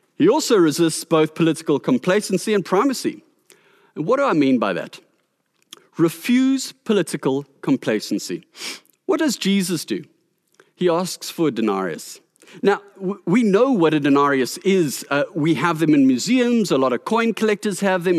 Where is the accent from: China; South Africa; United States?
South Africa; our responsibility as South African citizens